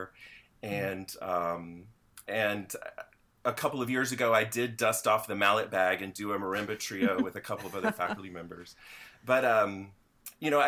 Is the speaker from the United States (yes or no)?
yes; Kentucky, United States; now in South Carolina, United States; in the county I grew up in, that was when you started band